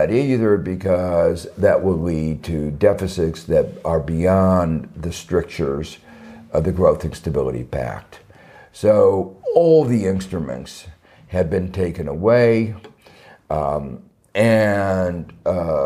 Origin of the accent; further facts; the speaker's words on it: United States; I'm thinking a little bit as an American